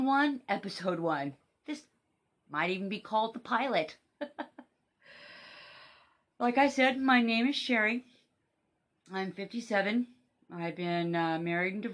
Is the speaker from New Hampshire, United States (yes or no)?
no; Kennewick, Washington, United States; also born or lived in Seattle, Washington; I was born in Kennewick.